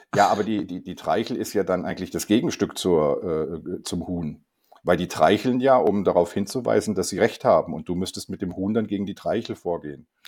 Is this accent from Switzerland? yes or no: no; Germany; als Deutscher